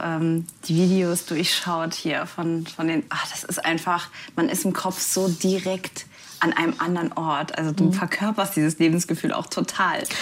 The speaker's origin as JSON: {"language": "German", "region": "Saarland", "country": "Germany", "said": "Ich komme ja aus dem Saarland"}